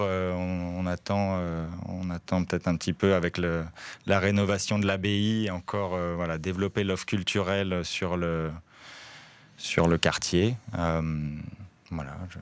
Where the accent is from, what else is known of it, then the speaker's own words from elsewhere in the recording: France; accent: French; now in Forest, Belgium; Mon accent français